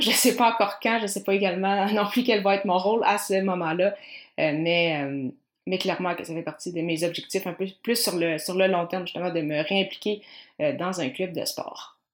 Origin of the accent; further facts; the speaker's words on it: Granby, Quebec, Canada; je viens de, de Granby